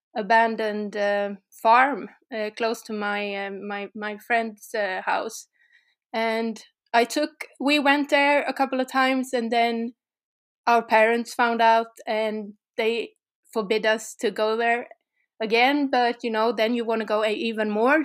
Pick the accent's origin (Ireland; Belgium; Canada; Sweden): Sweden; from Sweden also.